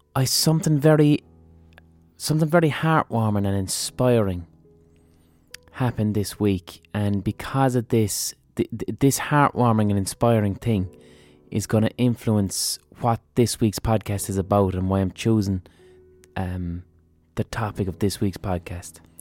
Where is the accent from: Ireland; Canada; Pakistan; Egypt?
Ireland; as Irish people